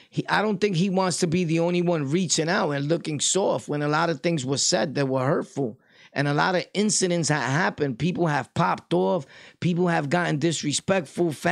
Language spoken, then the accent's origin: English; Delaware, United States; I'm a square from Delaware right now.